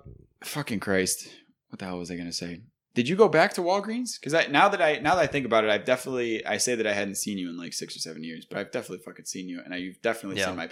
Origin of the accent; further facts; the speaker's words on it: Buffalo, New York, United States; Maybe it's just because it's like the classic, I hate my hometown kind of shit. But it feels like when you talk about business, you don't often talk about Buffalo.